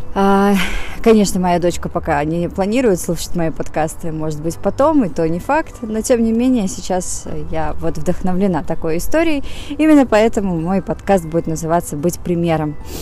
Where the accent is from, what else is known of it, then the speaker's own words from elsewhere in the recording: Saint Petersburg, Russia; also born or lived in Moscow; я из Питера, жила в Москве